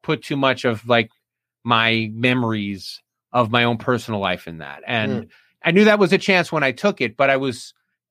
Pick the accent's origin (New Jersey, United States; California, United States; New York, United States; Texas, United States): New Jersey, United States; Union Beach; now in Delmarva Peninsula, United States; I'm going back to New Jersey, my hometown, Union Beach